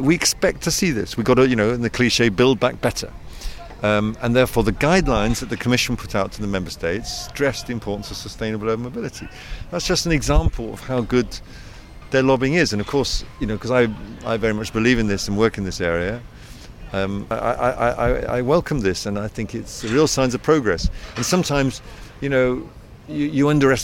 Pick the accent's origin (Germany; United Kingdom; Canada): United Kingdom; accent: British; moved away; as you can tell by my accent, I'm of British origin